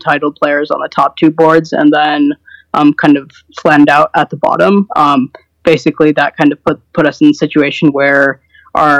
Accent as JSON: {"language": "English", "region": "California", "country": "United States", "moved": "as an adult", "said": "I'm originally from California"}